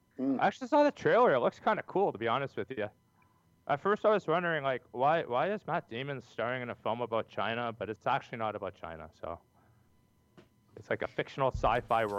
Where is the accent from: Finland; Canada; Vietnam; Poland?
Canada